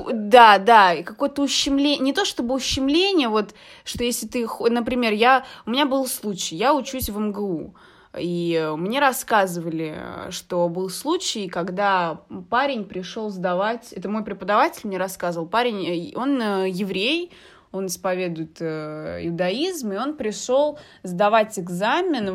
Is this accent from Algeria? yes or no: yes; Algeria; moved away; я из Алжира